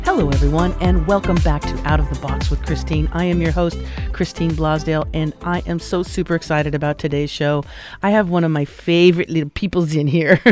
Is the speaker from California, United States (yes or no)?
yes; Los Angeles, California, United States; I grew up in Los Angeles in the day